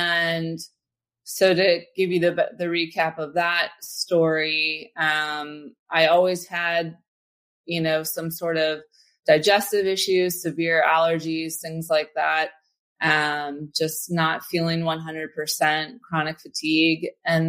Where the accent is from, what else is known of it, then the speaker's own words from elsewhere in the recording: Philadelphia, Pennsylvania, United States; also born or lived in St. Louis / Detroit; now in San Francisco, United States; I grew up actually in St. Louis and Detroit and then Philly. I spent my formative years. So shout out to all my Philadelphians out there.